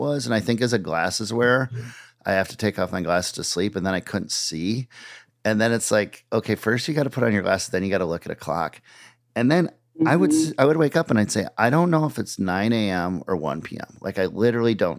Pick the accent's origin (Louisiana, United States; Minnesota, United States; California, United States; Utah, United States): Minnesota, United States; moved away; also born or lived in Boston; where I was born. But I grew up in Minnesota, but I have a lot of homes